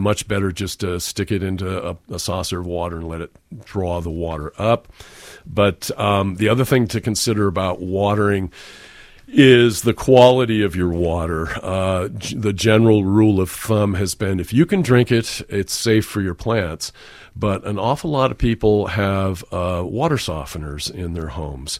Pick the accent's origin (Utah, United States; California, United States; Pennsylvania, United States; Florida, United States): California, United States; San Francisco Peninsula; I grew up on the San Francisco Peninsula